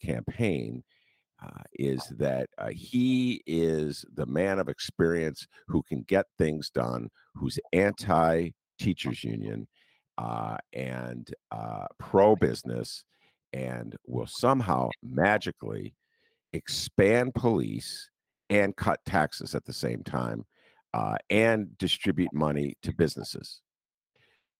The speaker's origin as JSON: {"language": "English", "town": "Evanston", "region": "Illinois", "country": "United States", "said": "I'm from Evanston"}